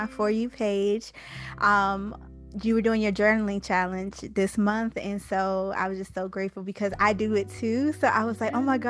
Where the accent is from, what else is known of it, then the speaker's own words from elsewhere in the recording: Washington, District of Columbia, United States; now in Atlanta, United States; I'm actually from Anacostia. I live in Atlanta now.